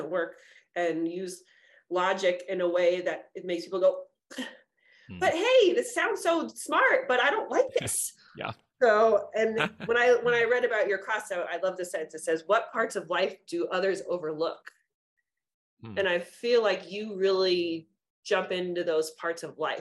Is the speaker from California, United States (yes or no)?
yes; California, United States; we're both from California